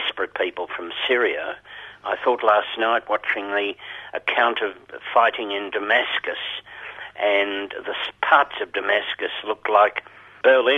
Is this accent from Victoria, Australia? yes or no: yes; Geelong, Victoria, Australia; I grew up in Geelong